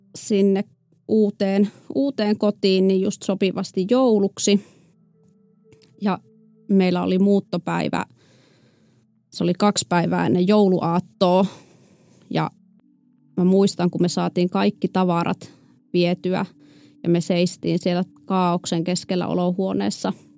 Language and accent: Finnish; a small municipality in North Savo, Finland; mä oon kotoisin pohjoissavolaisesta pikkukunnasta ja mulla oli hyvin, hyvin tavallinen lapsuus ja nuoruus